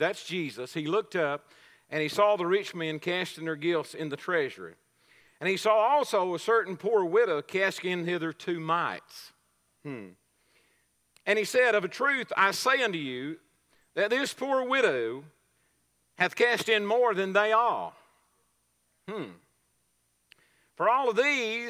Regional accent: Coleman County, Texas, United States; I'm sort of a homegrown product around here. I'm from Coleman County. I've lived around here all my life

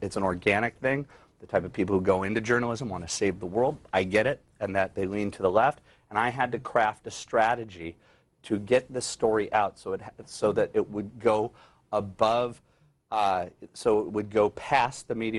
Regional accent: Los Angeles, California, United States; Los Angeles, West Los Angeles.

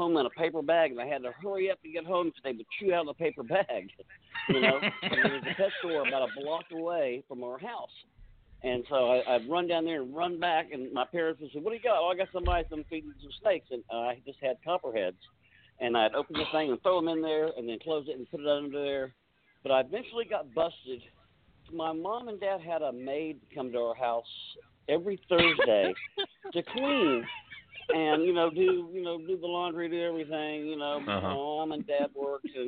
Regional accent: Tampa, Florida, United States; I was born in Tampa, Florida, and in 1952

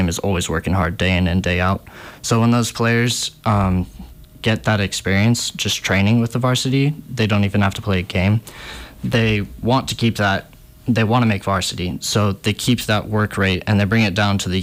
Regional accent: Montana, United States; I'm from Montana

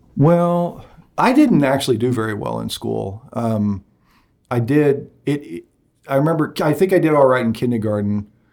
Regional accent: Nickerson, Kansas, United States; also born or lived in Wickenburg, Arizona; for all of my, uh, years in childhood, I, I grew up in Nickerson.

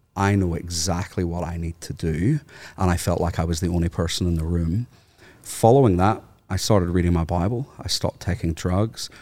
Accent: Northern Ireland, United Kingdom; moved away as an adult; now in Australia; I'm from Northern Ireland

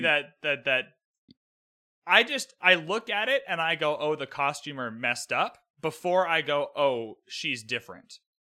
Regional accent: Canada; I'm Canadian

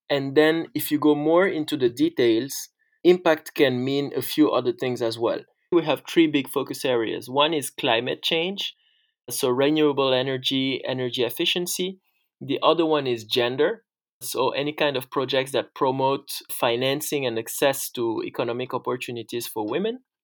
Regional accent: Senegal; also born or lived in France; So, I'm originally from Senegal and France, and I grew up in Senegal.

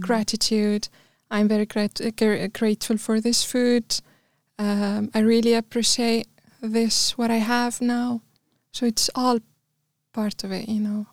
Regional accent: Tunis, Tunis Governorate, Tunisia; also born or lived in Bizerte; I'm from Tunisia, mm. Tunis

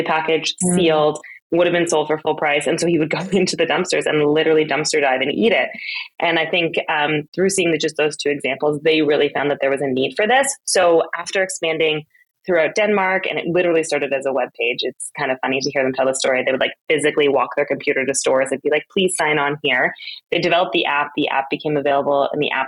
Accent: Austria; moved away; also born or lived in Berlin, Germany; I grew up in Austria and then lived in Berlin for a time during my 20s

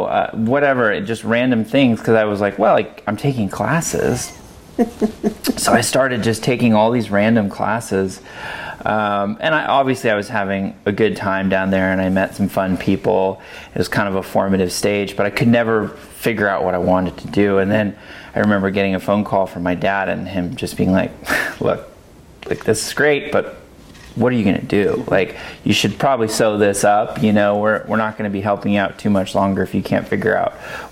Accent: Monterey Bay area, California, United States; moved away as an adult; now in Oregon, United States; I grew up in California in the Monterey Bay area

